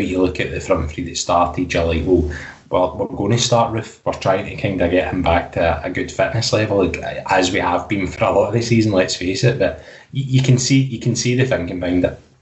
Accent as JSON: {"language": "English", "region": "Scotland", "country": "United Kingdom", "said": "us as Scottish football fans"}